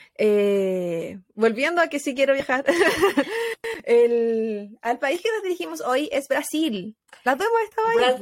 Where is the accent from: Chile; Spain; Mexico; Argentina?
Chile; moved away; como chilena